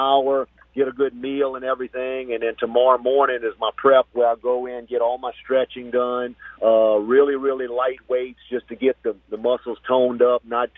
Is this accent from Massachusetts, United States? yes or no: no; Morgan City, Louisiana, United States; I'm in my hometown